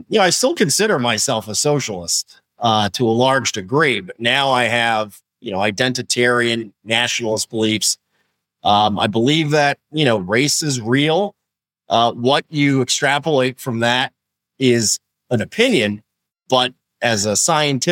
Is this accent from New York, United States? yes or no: yes; New York City, New York, United States; I'm from New York City. And I'll tell you something. If you grew up in New York City